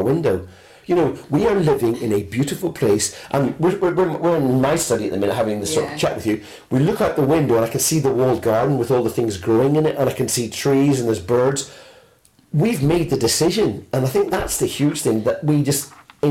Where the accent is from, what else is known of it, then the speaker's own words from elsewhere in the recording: United Kingdom; moved away as an adult; now in France; We're British. Being British